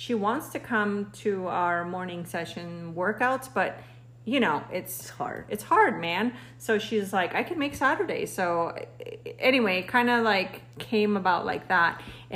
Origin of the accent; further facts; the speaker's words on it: Mexico; now in United States; I'm Mexican, but I've been living in the United States